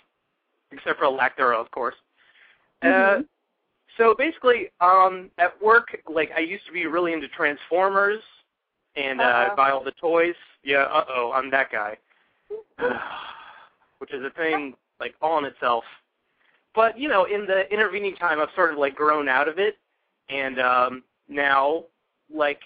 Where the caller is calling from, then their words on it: Easton, Maryland, United States; Calling from Easton, Maryland, from my apartment